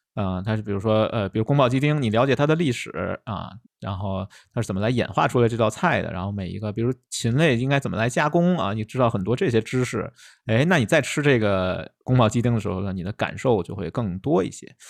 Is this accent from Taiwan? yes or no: no; China; 我们中国人